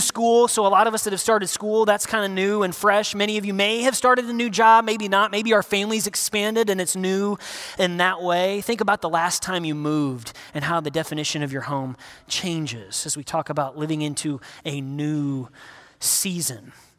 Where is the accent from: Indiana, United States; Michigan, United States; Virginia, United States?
Indiana, United States; Northern; moved away; I'm from Northern Indiana